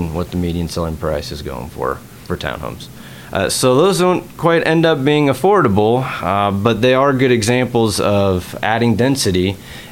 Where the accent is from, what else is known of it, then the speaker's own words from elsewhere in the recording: Bellevue, Washington, United States; now in Seattle, United States; I grew up in Bellevue and been in Seattle since I came out to UW in 2001.